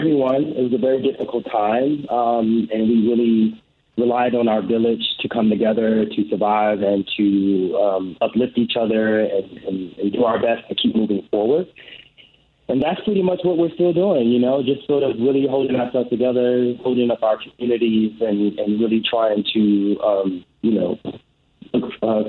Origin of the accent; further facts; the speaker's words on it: Chicago, Illinois, United States; moved away; our annual March visit to my hometown